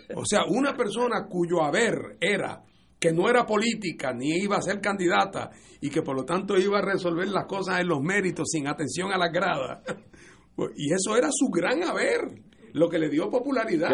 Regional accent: Puerto Rico; en el caso de Puerto Rico, como nosotros somos una jurisdicción de los Estados Unidos

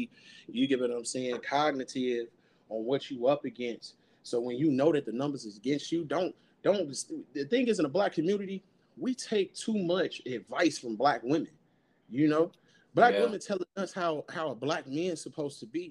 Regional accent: Chicago, Illinois, United States; I'm from Chicago, South Side

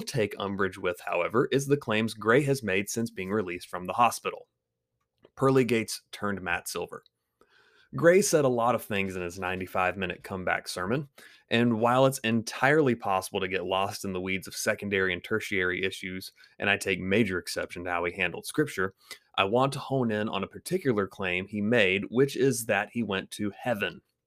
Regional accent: Greenville, South Carolina, United States; my hometown of Greenville, South Carolina

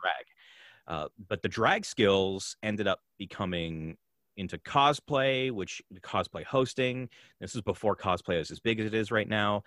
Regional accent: Canada; I'm also Canadian

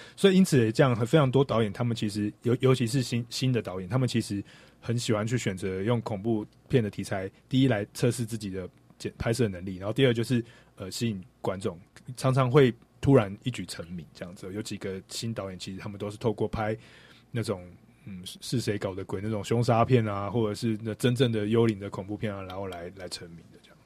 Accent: Taiwan; 我们台湾人对于中国的乡下，其实并没有非常的认识

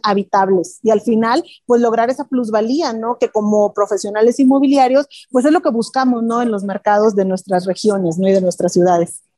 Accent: Mexico; como mexicanos

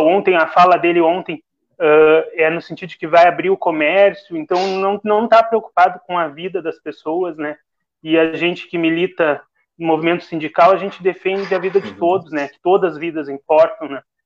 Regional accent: Rio Grande, Rio Grande do Sul, Brazil; Eu sou do interior, a Darlene também é, eu sou lá da Quinta

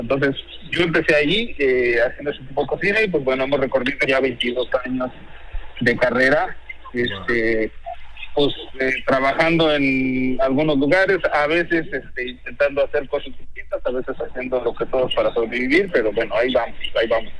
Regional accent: Uruapan, Michoacán, Mexico; now in Mexico City, Mexico; yo soy de Michoacán, nací en Uruapan.

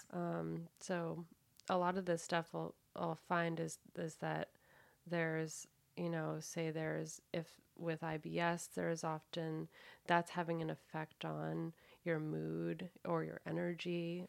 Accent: Danvers, Massachusetts, United States; I'm actually from Old Salem Village in in Massachusetts

